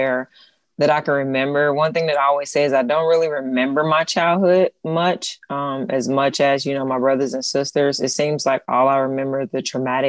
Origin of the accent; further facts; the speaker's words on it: Cincinnati, Ohio, United States; moved away as an adult; also born or lived in Lithonia, Georgia; now in Texas, United States; I'm from Cincinnati. I was born in Cincinnati, raised till about, 12, and then I moved to Lathonia, Georgia